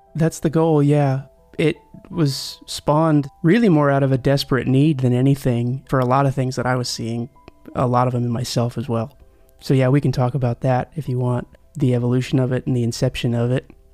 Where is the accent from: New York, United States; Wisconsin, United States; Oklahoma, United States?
Oklahoma, United States; Tulsa; moved away; also born or lived in Nashville; I'm from Tulsa, Oklahoma